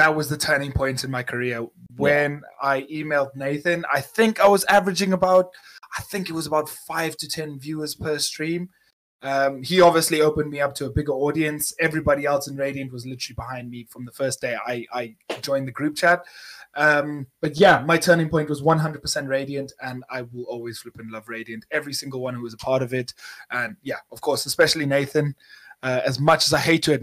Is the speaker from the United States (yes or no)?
no; South Africa; moved away as an adult; now in United Kingdom; I'm 24 years old, born and raised in South Africa.